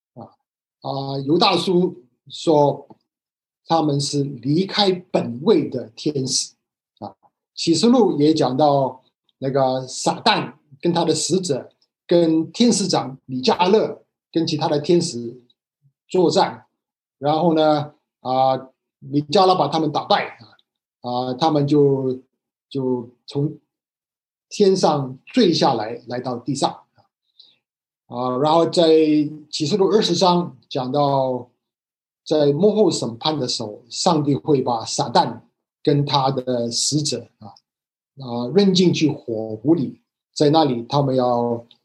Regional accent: Hong Kong; moved away; 我以前在香港长大的时候学的是繁体字

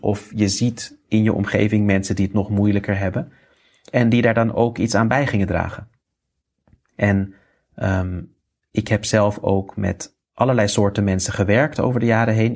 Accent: Netherlands; moved away as an adult; also born or lived in India; ik ben in Nederland geboren. Uh, heb daar ook netjes mijn studie afgemaakt.

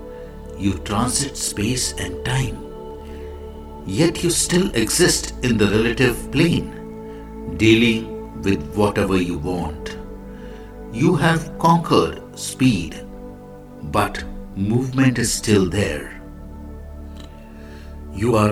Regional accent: India; I am the Indian monk

